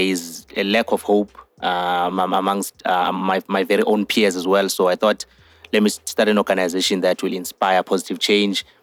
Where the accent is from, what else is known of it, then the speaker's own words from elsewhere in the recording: Johannesburg, Gauteng, South Africa; I'm 24 years of age and I'm from Johannesburg